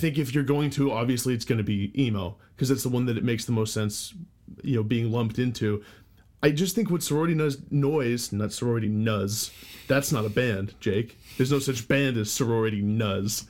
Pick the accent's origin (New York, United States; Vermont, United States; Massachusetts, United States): Massachusetts, United States; Boston; We're from the Boston